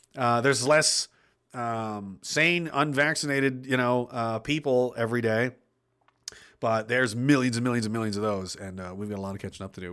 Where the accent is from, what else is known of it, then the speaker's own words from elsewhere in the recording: Pictou County, Nova Scotia, Canada; He's actually from my hometown